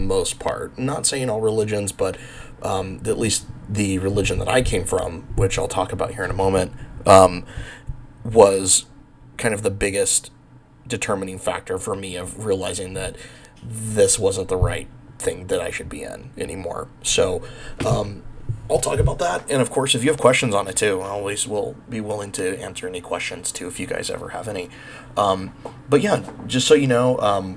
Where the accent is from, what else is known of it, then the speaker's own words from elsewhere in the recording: Bakersfield, California, United States; moved away; also born or lived in New Mexico; I grew up in Bakersfield, California in the 90s